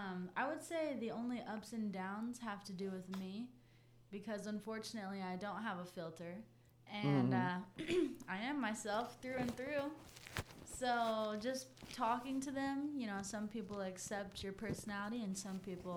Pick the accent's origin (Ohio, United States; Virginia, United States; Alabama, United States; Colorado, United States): Colorado, United States; Monument; moved away as an adult; also born or lived in Castle Rock, Colorado; now in Pisgah Forest, United States; I'm from Monument, Colorado.